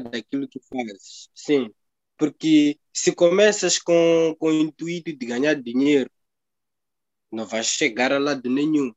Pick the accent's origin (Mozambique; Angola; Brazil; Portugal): Mozambique; nós somos como moçambicanos